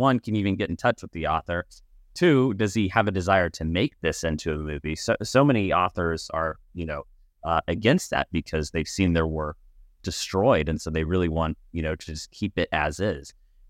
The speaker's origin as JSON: {"language": "English", "town": "Laguna Beach", "region": "California", "country": "United States", "tie": "born or raised there", "said": "We are actually visiting our parents in the house we grew up in Laguna Beach."}